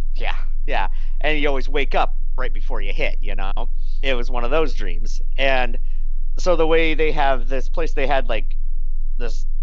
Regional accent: Nebraska, United States; I grew up in Nebraska, small town Nebraska

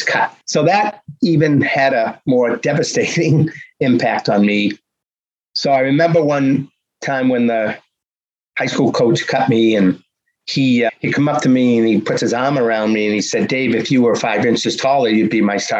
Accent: Boston, Massachusetts, United States; growing up in Boston, you're surrounded by sports

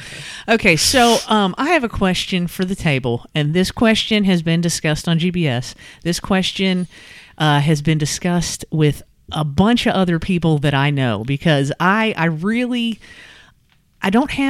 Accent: Northern Kentucky, United States; when I was growing up in Northern Kentucky

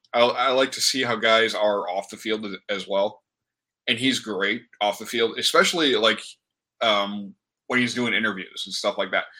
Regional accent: Michigan, United States; I grew up in Michigan

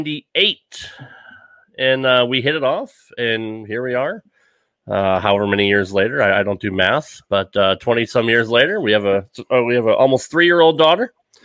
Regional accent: Connecticut, United States; moved away as an adult; now in Nashville, United States; I do live outside of Nashville, Tennessee, but I am not a native Southerner. I'm actually from Connecticut. I was born and raised up in New England.

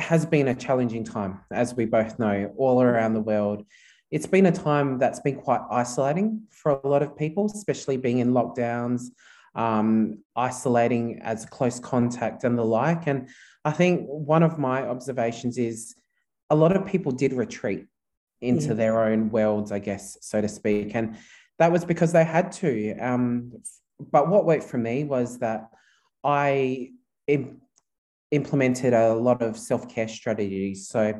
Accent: Philippines; English is a second language; Yeah, so being a Filipino, very Roman Catholic culture. So I was brought up a Roman Catholic, and I guess that faith and that belief did help me and my family during that time of my father's mental illness.

